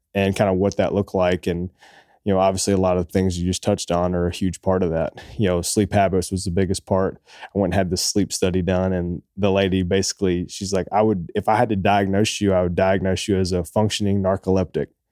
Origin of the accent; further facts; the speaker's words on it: Oak Ridge, Tennessee, United States; also born or lived in Boston, Massachusetts; we grew up in East Tennessee, a small town called Oak Ridge, just outside of Knoxville, and I grew up there